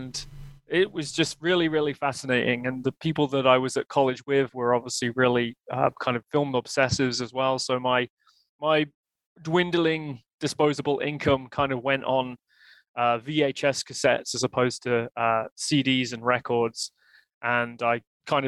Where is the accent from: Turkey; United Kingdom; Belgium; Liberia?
United Kingdom; Leicester, East Midlands; moved away as an adult; now in Canada; I grew up in Leicester in the United Kingdom. I was born there and I lived there until about the age of 31, when I moved here to Canada with my wife and our kid